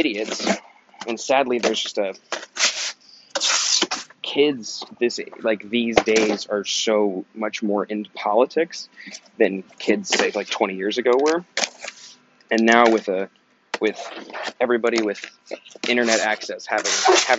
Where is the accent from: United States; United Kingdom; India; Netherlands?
United States; Kansas; I was born in Kansas